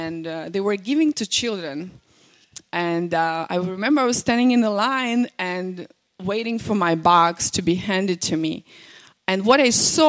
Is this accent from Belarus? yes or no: yes; Belarus; first language Russian; English is a second language; now in United States; I'm from Belarus